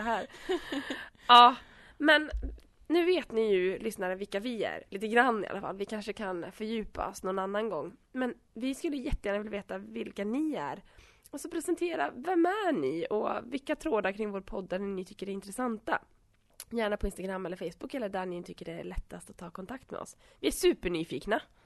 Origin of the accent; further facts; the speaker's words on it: Åland, Åland Islands; now in Vimmerby, Sweden; jag kommer från Finland. Jag är tvåspråkig och uppvuxen på Åland